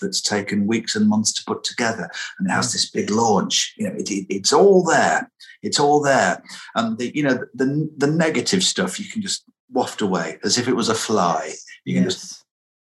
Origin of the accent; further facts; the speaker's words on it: Lancashire, North West England, United Kingdom; where I grew up in Lancashire